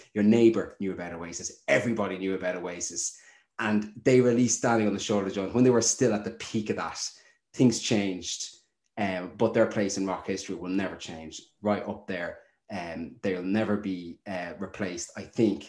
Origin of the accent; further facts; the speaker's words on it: Duleek, County Meath, Ireland; their granny on their father's side lived in the village in Duleek where I grew up